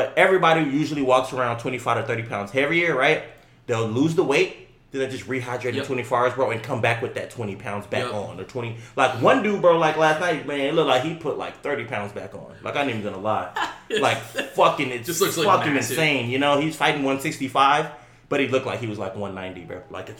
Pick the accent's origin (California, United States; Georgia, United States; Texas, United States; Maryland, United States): Texas, United States; we're from Texas.